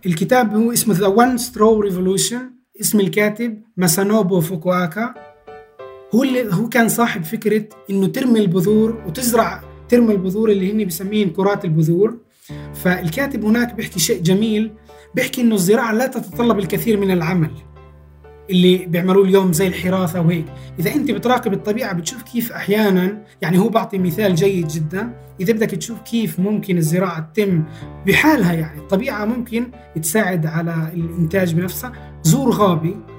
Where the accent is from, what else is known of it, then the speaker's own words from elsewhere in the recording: Palestine; أجدادنا كفلسطينيين